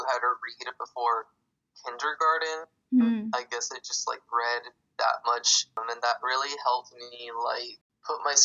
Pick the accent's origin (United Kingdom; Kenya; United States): United States; San Jose, California; I was born and raised in San Jose, here in California